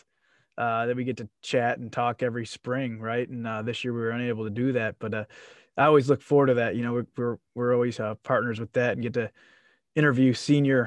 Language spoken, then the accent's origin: English; North Central Ohio, United States; Growing up in North Central Ohio